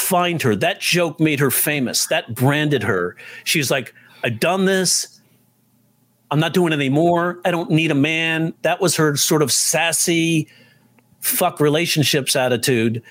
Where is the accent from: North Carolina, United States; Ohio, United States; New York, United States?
New York, United States; I'm a New Yorker